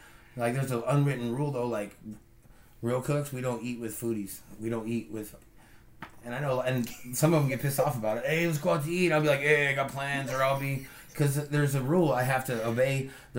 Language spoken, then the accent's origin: English; Tri-Cities, Washington, United States; also born or lived in Lewiston, Idaho; We're from Tri-Cities.